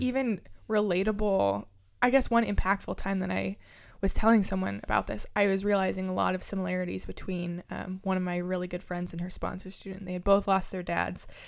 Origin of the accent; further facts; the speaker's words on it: Lincoln, Nebraska, United States; I grew up in South Lincoln